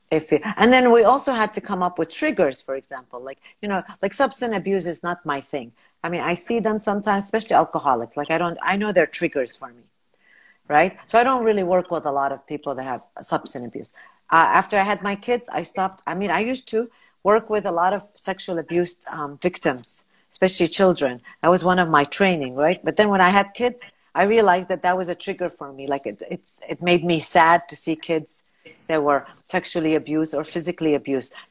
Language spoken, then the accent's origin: English; United States; now in Kuwait; advantage because I'm not Kuwaiti. I'm American. Of course, I, I'm from a Arab, uh, you know, background, so I speak Arabic.